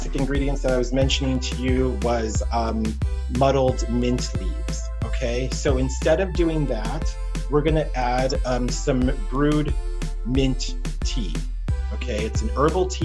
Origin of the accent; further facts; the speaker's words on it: Texas, United States; moved away as an adult; also born or lived in New York City / Australia / Alaska / Virgin Islands; I grew up in Texas